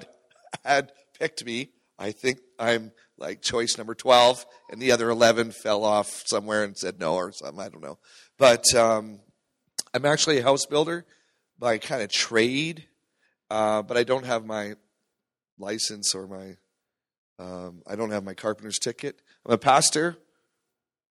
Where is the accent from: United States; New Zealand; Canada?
Canada; Terrace, British Columbia; I grew up in Terrace, British Columbia